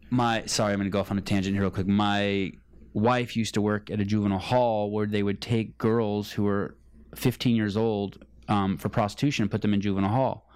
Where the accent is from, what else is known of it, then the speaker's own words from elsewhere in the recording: California, United States; I was from California